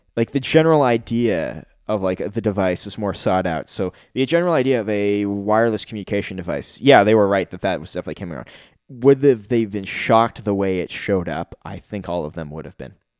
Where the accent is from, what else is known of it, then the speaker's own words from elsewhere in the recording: Canada; me being a Canadian